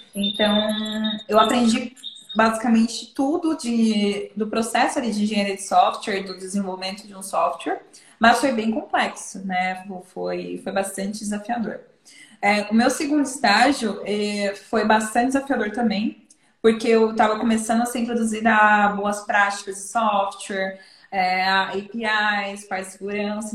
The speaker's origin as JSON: {"language": "Portuguese", "region": "interior of São Paulo", "country": "Brazil", "said": "eu sou de São Paulo, né? no interior de São Paulo"}